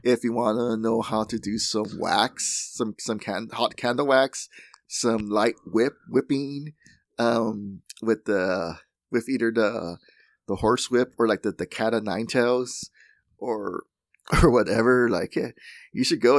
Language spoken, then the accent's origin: English; Laredo, Texas, United States; in Laredo, Texas, um, my hometown